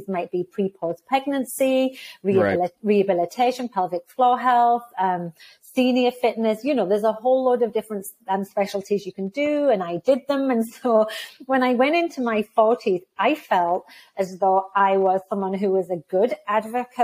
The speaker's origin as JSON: {"language": "English", "country": "United Kingdom", "also_born_or_lived": "United States / Texas, United States", "moved": "as an adult", "lives_now": "Canada", "said": "I left the UK because I'm not Canadian. Well, I actually am Canadian. I left the UK, moved to the US for 2 years, moved to Canada for 15 years when I became a Canadian"}